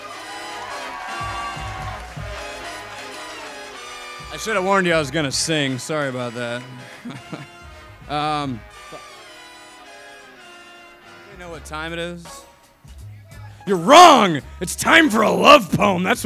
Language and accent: English; Chicago, Illinois, United States; I'm from Chicago